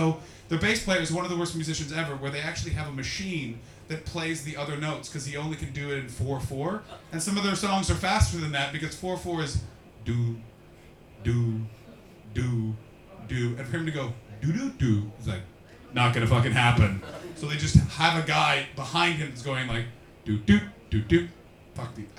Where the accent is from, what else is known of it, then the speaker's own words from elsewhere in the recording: Canada; I'm a little nervous purely from a selfish motivation because as a Canadian, a lot of my money's been turned into pounds.